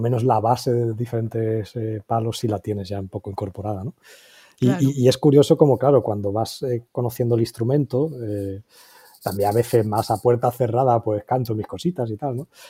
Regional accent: Valencia, Valencian Community, Spain; also born or lived in Seville / England; Yo aunque nací en Valencia, pero toda la familia es de Sevilla

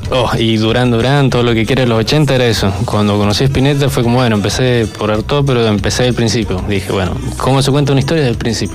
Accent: San Luis, Argentina; soy de acá de San Luis

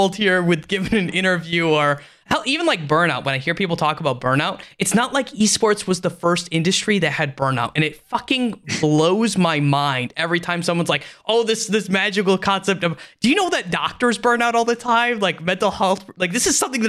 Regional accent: United States; first language English; it is the only language I speak because I'm American

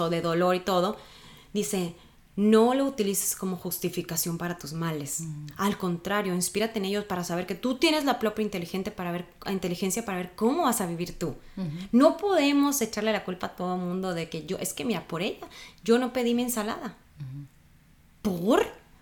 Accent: Sonora, Mexico; soy de Sonora, un morro, un chavo

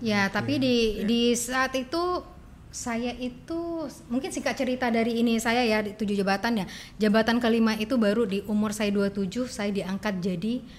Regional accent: Padang, West Sumatra, Indonesia; moved away as an adult; now in Batam, Indonesia; saya dari Padang

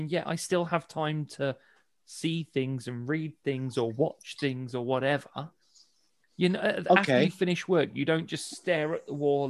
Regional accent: Midlands, United Kingdom; I'm from the Midlands

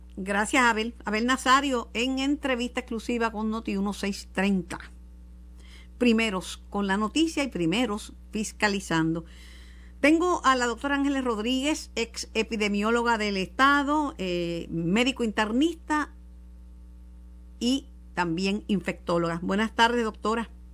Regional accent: Mayagüez, Puerto Rico; Eso es en mi pueblo

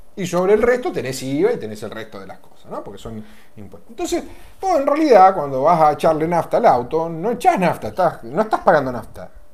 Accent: Argentina

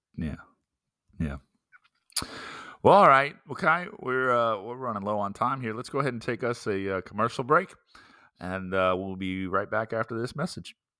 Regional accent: Florida, United States; moved away as an adult; also born or lived in San Francisco, California / South Carolina / Louisiana; So my entire young childhood up until I was eighteen, I lived in this literally sunshine states.

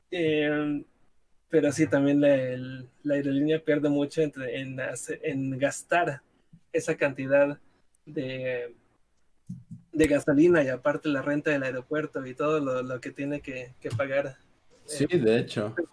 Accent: Guadalajara, Jalisco, Mexico; de hecho yo soy de Guadalajara y todavía hay gente que sale.

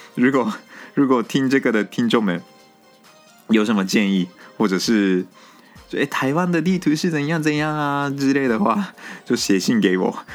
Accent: Japan; 我们日本人，基本上，国小的时候，国小的时候会 背那个日本地图

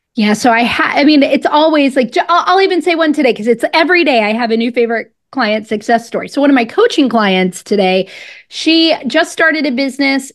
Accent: Pensacola, Florida, United States; moved away; also born or lived in Washington, District of Columbia, United States; I'm originally from Pensacola, Florida

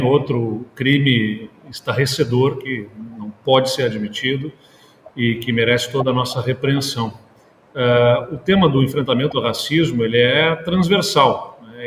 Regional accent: Pelotas, Rio Grande do Sul, Brazil; eu, particularmente, sou da cidade de Pelotas

